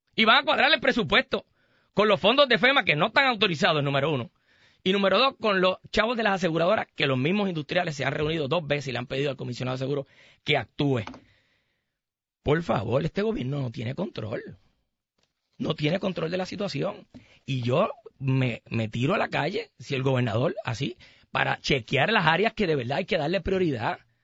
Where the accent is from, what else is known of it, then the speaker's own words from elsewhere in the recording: Caguas, Puerto Rico; el pueblo mío, mi pueblo de Cagua